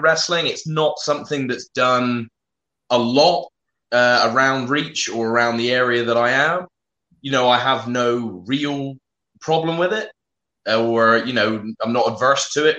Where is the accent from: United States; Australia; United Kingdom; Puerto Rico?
United Kingdom; also born or lived in South West England; I'm a British wrestler based in the southwest of England